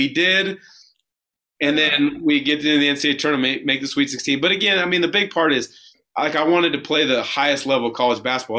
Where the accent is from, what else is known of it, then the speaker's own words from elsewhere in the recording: West Coast, United States; Which, me growing up on the West Coast, I wanted to challenge myself and play against the best players in college basketball.